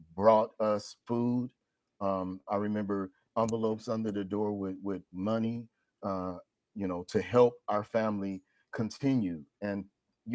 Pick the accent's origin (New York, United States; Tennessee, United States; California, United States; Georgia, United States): California, United States; Oakland; moved away as an adult; also born or lived in Pittsburgh, California; now in Pittsburg, United States; I live in Pittsburgh, a resident of Pittsburgh, but born and raised in Oakland, California